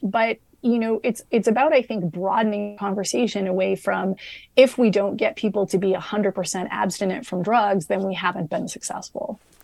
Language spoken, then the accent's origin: English; Canada; I'm a Canadian. I work for the New York Times, but I'm based in Canada